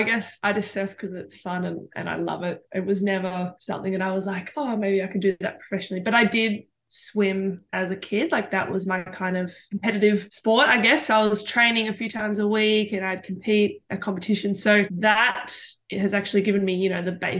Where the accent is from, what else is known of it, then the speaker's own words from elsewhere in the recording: Mornington Peninsula, Victoria, Australia; also born or lived in Melbourne; they made the sea change with me when I was like 3 years old, and we moved down to the Mornington Peninsula.